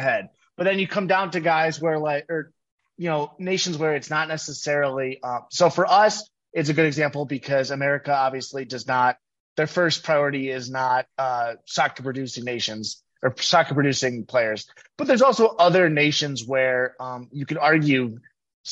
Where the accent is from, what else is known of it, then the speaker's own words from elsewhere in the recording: Georgia, United States; I'm from Georgia